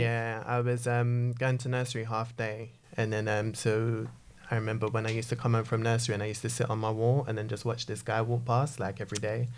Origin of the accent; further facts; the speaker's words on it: Jamaica; I'm a Christian, I'm a Jamaican